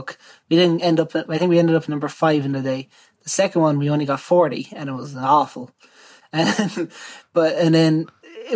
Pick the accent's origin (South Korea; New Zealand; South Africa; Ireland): Ireland